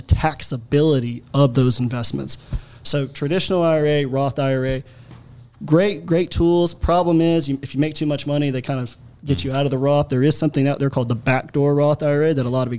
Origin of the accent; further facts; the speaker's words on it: Alabama, United States; I'm from Alabama, my family's from Louisiana, they're all farmers